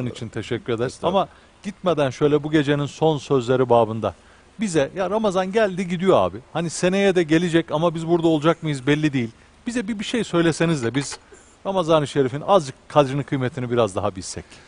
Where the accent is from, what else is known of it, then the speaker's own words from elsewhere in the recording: Ankara, Turkey; ben Ankaralıyım